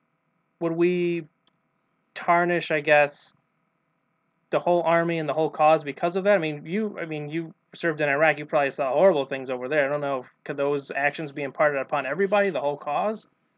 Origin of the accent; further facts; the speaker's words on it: New York, United States; Well, I'm from the North. I'm from New York State